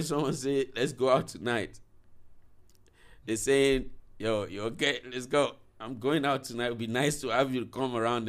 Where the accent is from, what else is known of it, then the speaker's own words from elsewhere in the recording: Nigeria; As a Nigerian, if an artist just be like, I'm doing a walk in, be like, okay, what you got?